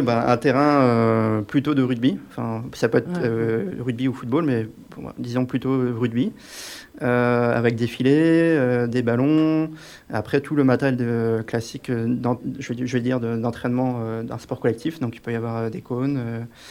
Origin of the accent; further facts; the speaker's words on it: Brittany, France; now in Grenoble, France; je viens de Bretagne